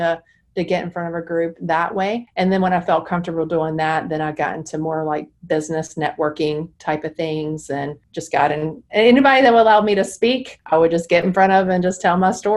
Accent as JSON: {"language": "English", "town": "Charlotte", "region": "North Carolina", "country": "United States", "tie": "born or raised there", "said": "I'm in Charlotte and I grew up in Charlotte"}